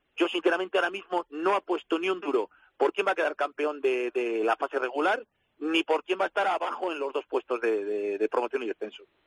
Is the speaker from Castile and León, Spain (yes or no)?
yes; Valladolid, Castile and León, Spain; Como vallisoletano